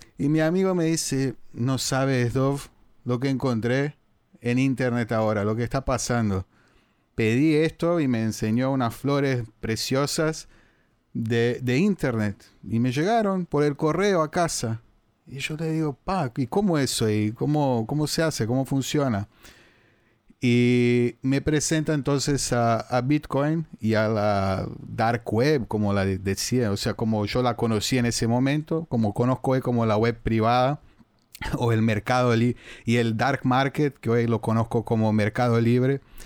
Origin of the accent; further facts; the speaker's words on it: Brazil; accent: Brazilian, Portuguese in Spanish, a bit Cisplatine; Spanish is a second language; tengo el acento brasileño, portugués ahí en español un poco cisplatino